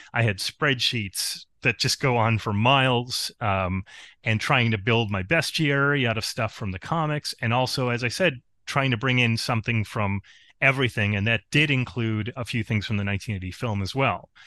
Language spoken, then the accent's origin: English; Spencerport, New York, United States; My hometown is actually Spencer Port.